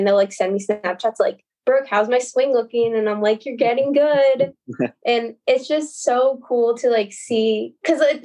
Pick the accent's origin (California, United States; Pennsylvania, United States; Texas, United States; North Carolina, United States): California, United States; Rancho Santa Margarita; I'm a senior from Rancho Santa Margarita